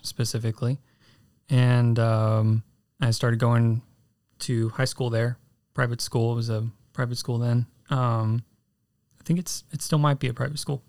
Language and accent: English; San Antonio, Texas, United States; San Antonio, Texas. Um, born in nineteen ninety